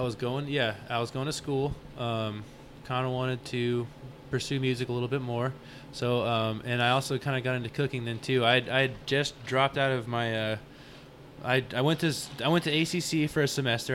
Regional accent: Arlington, Texas, United States; moved away as an adult; now in Austin, United States; I grew up in Arlington, Texas

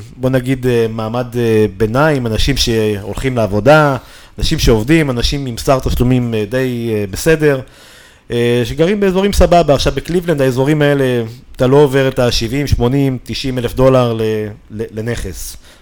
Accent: Israel; אנחנו באים מישראל

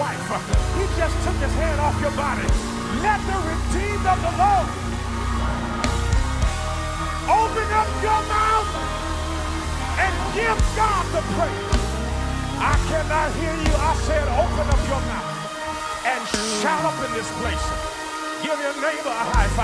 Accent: Gary, Indiana, United States; moved away; growing up in Gary, Indiana, which when I was growing up was the murder capital of the United States of America

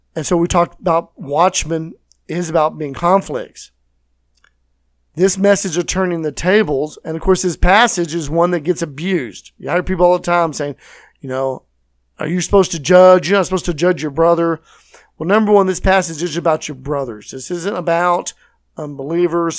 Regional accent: Texas, United States; I'm from Texas.

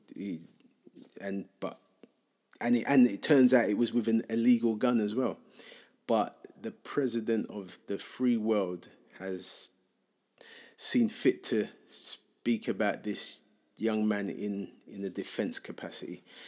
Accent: London, United Kingdom; growing up in Hackney and growing up in the U K

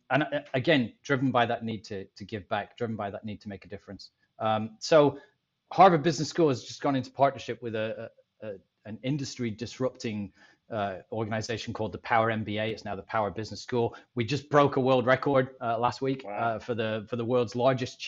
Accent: Scotland, United Kingdom; now in Tampa, United States; I'm a Scottish guy

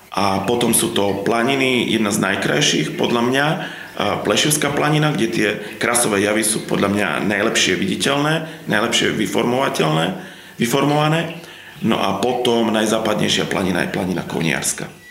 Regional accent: Slovakia; moved away; ja som vyrastal v Tatrách

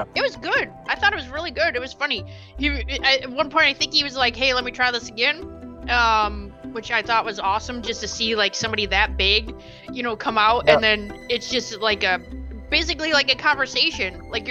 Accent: Michigan, United States; now in Tennessee, United States; I'm originally from Michigan, so, and I'm in Tennessee.

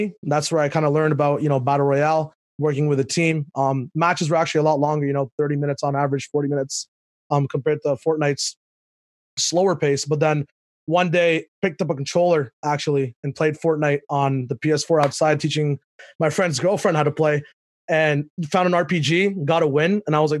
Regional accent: Dubai, United Arab Emirates; also born or lived in Pakistan; Yeah, so I was born in Pakistan, but then my parents, you know, business opportunities, and, you know, you can't spell business without Dubai in the middle. So that's where we moved to.

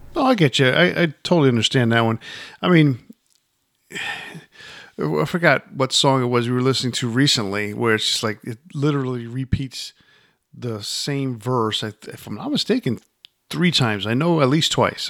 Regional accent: Yonkers, New York, United States; I grew up in Yonkers

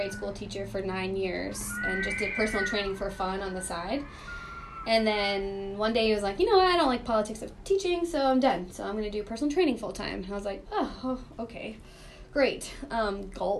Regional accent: Northern Maine, United States; moved away as an adult; also born or lived in St. Louis / Chicago; I'm from Northern Maine

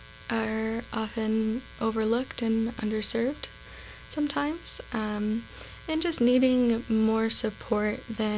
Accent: Austin, Texas, United States; now in Helena, United States; I was actually coming from Texas.

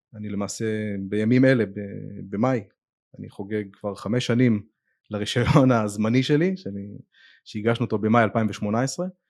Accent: Netanya, Central District, Israel; אני גדלתי בנתניה בתור ילד

